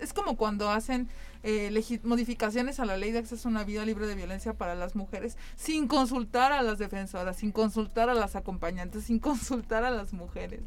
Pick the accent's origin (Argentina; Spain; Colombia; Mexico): Mexico; San Luis Potosí; yo crecí y soy del barrio de Tlaxcala, de la colonia Santa Fe